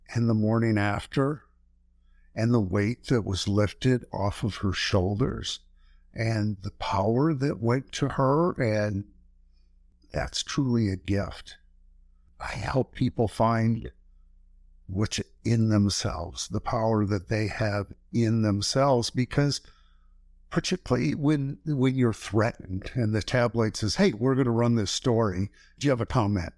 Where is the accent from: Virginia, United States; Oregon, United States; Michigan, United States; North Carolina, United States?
Michigan, United States; Flint; I grew up in Flint, Michigan.